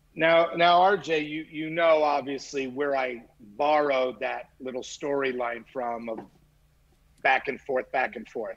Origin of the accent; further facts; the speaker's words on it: Montreal, Quebec, Canada; I grew up in Montreal, so I grew up with uh, what was called Grand Prix Wrestling